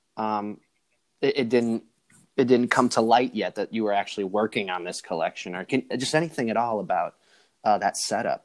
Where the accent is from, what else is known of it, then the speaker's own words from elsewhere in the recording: Chicago, Illinois, United States; I'm from the Chicago